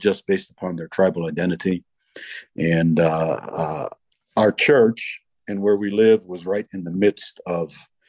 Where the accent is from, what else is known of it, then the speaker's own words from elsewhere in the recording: United States; moved away as an adult; I being an American